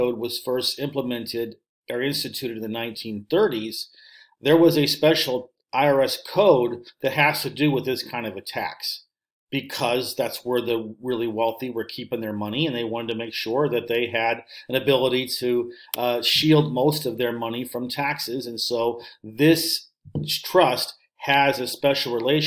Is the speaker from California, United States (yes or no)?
no; St. Louis, Missouri, United States; moved away as an adult; also born or lived in Russia / Finland; my hometown, St. Louis